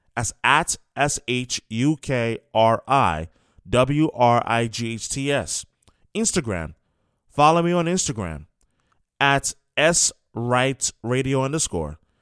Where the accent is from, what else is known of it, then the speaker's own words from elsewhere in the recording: New York, United States; moved away; I was born and raised in New York, New York. That's where I'm from